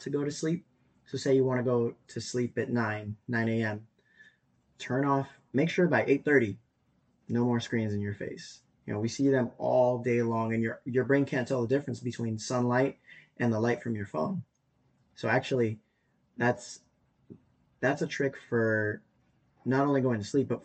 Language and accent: English; Madera, California, United States; born and raised in Madera too